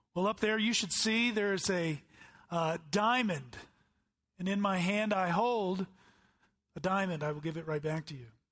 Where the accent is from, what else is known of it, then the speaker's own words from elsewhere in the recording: the Bible Belt, United States; I grew up in the Bible Belt